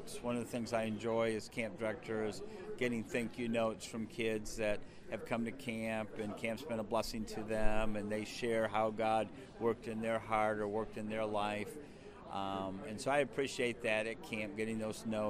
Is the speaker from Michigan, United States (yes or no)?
yes; Michigan, United States; moved away as an adult; also born or lived in Watertown, Wisconsin / northern Wisconsin; now in Wisconsin, United States; I grew up in Michigan.